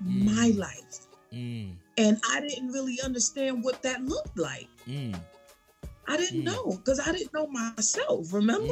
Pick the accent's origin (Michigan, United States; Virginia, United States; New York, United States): New York, United States; New York City; now in Atlanta, United States; I'm a girl from the Bronx, New York